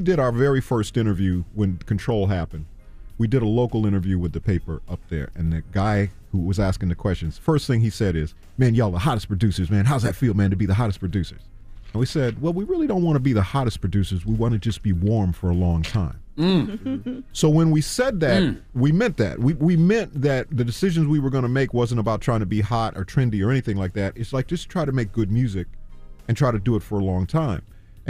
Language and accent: English; Minnesota, United States; It was, but we're from Minnesota, so for us, it was like what they call a dusting of snow.